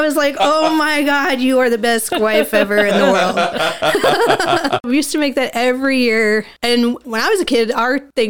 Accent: United States; So I grew up in the woods. My dad, you know, we grew up in Lake County pretty much my whole life and always done camping and up in the woods.

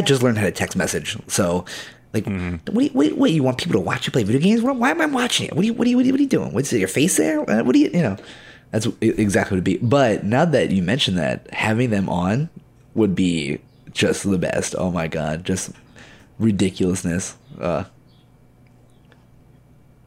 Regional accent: Baltimore, Maryland, United States; also born or lived in Delaware; Born in Delaware. I lived there for like 2 years, and then we went to Baltimore.

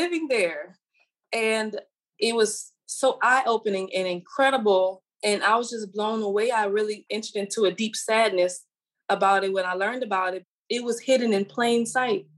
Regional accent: St. James, Louisiana, United States; I'm from St. James, Louisiana, and born and raised by the Mississippi River.

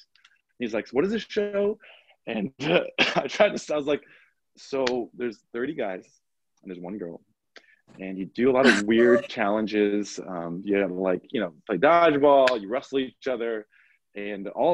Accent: Long Island, New York, United States; also born or lived in Washington, D.C.; I'm from New York. I grew up, born and raised in Long Island, in New York.

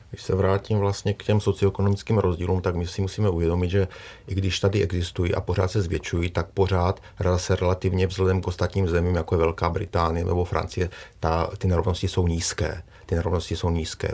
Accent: Czechia; my jako Češi

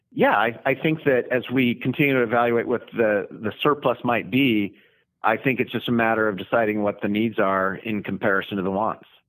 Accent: Declo, Idaho, United States; coming from a rural community, I'm from Declo, Idaho

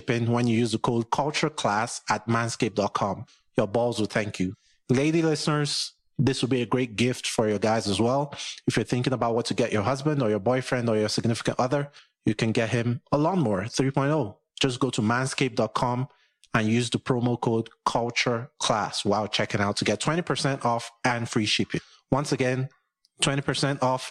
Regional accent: Nigeria; now in United States; I live in the U.S., but I'm Nigerian

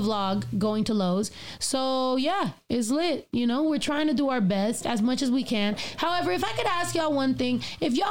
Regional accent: California, United States; I'm from California

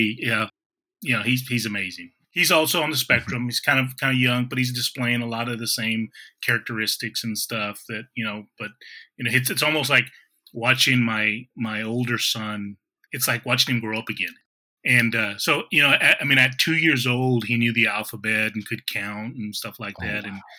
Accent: Kingsville, Texas, United States; moved away; also born or lived in Washington, D.C. / Florida / Missouri; I grew up in Keensville, Texas, but I've kind of been living around pretty much across the United States

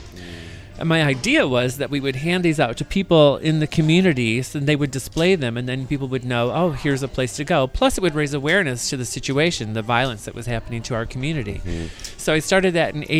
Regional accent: Michigan, United States; also born or lived in Grand Rapids, Michigan; now in San Francisco, United States; when I was growing up in Michigan

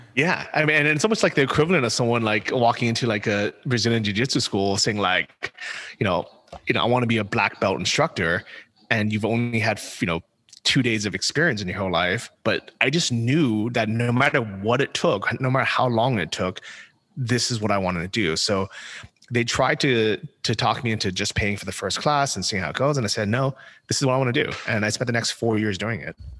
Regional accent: San Francisco, California, United States; moved away as an adult; also born or lived in Thailand / Poland / Ukraine; I grew up in San Francisco

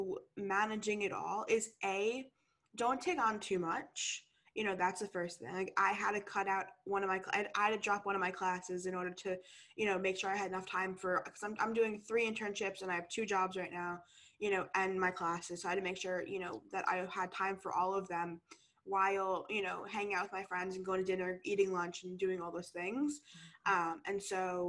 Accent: New York, United States; moved away as an adult; now in San Diego, United States; I'm originally from New York and I go to school in San Diego

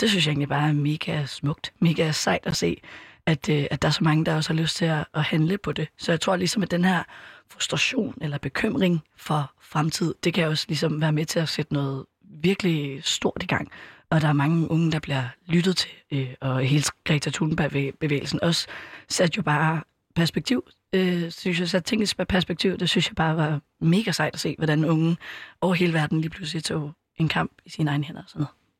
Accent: Copenhagen, Capital Region of Denmark, Denmark; also born or lived in Østerbro, Copenhagen; ellers så er jeg opvokset på Amager, bor lige nu på Østerbro

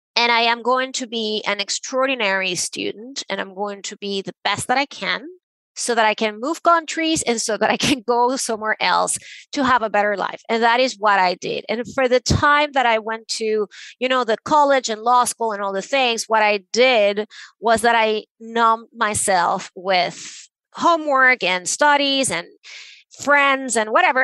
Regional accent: Venezuela; I grew up in Venezuela

